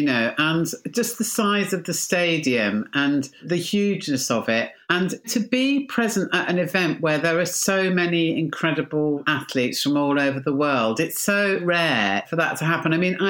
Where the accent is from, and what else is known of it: United Kingdom